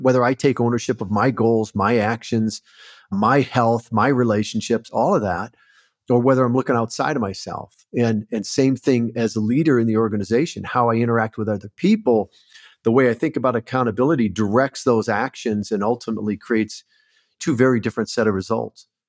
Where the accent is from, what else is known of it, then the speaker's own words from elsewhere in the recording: Port Huron, Michigan, United States; moved away as an adult; also born or lived in Southern California; I grew up in Michigan, so not too far from you, Port Huron area, actually.